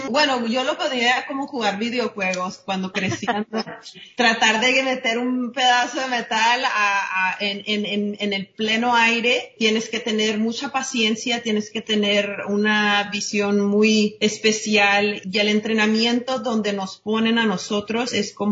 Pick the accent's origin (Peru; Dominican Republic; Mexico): Mexico; Ya saben, siendo mexicana uno tiene primos hasta